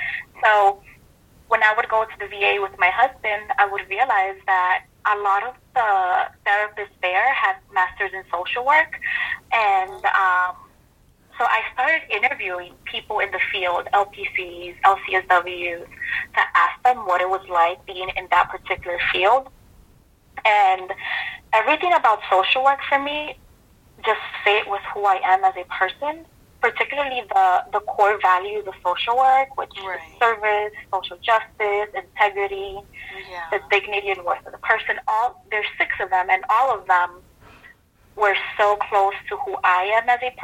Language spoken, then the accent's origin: English; Dominican Republic; born there; also born or lived in New York City, United States; And for me, I was born in the Dominican Republic, but I did not realize until I moved to North Carolina that a lot of people had this perception that all Latinos were either Mexican.